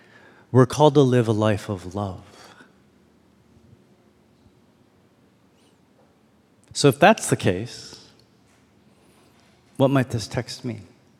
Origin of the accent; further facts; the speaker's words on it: Toronto, Ontario, Canada; also born or lived in Chicago / Detroit; now in Austin, United States; I'm from Canada, from Toronto. I was like, you want to keep going? I've lived in a lot of cities.